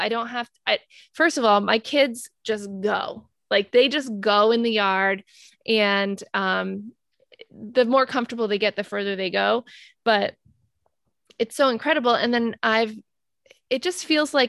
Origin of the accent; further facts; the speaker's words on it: Rhode Island, United States; moved away as an adult; now in Maine, United States; we are both from Rhode Island.